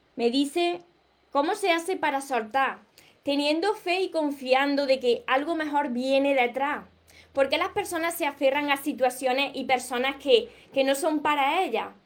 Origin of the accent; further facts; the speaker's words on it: Córdoba, Andalusia, Spain; accent: Andalusian; no pronuncio la S porque soy de, de Córdoba, Andalucía, entonces me como palabra. Como veréis, tengo un acento peculiar